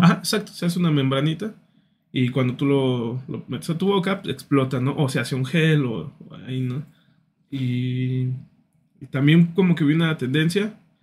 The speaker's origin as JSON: {"language": "Spanish", "region": "San Luis Potosí", "country": "Mexico", "said": "somos potosinos, somos mexicanos"}